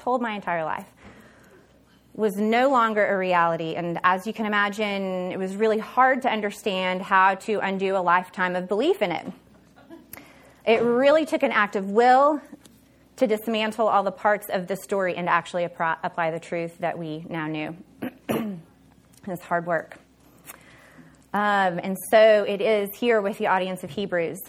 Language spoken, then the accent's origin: English; Oklahoma, United States; I'm from Oklahoma